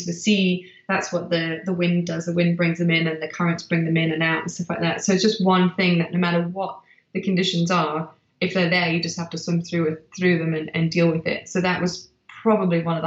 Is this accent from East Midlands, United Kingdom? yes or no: no; Manchester, North West England, United Kingdom; also born or lived in South Africa; I'm from Manchester.